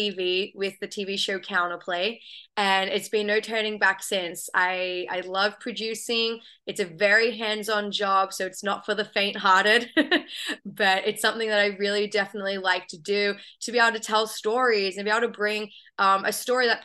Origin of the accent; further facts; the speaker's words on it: Australia; moved away as an adult; now in United States; I have a bit of an accent, so I'm originally from Australia, but I've been calling the US home for a few years now